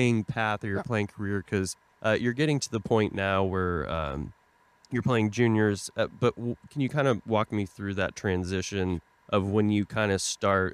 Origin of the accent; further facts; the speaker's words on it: Tulsa, Oklahoma, United States; moved away; I grew up in Tulsa, Oklahoma, you know, played travel hockey growing up.